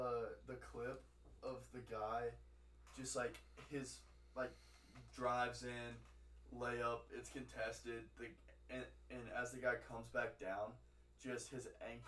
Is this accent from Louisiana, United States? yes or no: yes; Alexandria, Louisiana, United States; Dude, Alexandria, Louisiana.